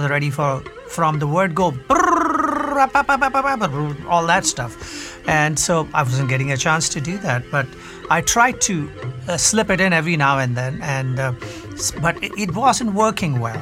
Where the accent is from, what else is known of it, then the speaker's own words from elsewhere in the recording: northern India, India; I come from India, a northern part of India